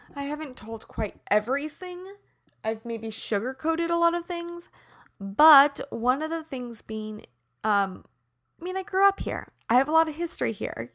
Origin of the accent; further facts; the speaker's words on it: Prairie Village, Kansas, United States; moved away; I'm in the heartland right now where I grew up in Kansas City. I'm back in Prairie Village. Yes, Prairie Village, Kansas.